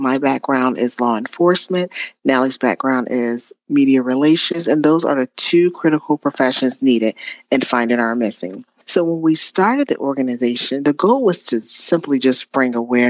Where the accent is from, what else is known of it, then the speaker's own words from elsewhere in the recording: Spartanburg, South Carolina, United States; She went missing from my hometown of Spartanburg, South Carolina.